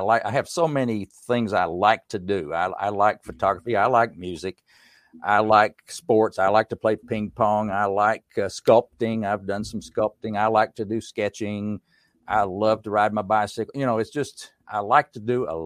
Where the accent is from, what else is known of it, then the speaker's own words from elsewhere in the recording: Erwin, Tennessee, United States; now in Winston-Salem, United States; in the mountains of East Tennessee, I grew up in Unicoi County. The whole county didn't have but like 13,000 people. And the town of Irwin, Tennessee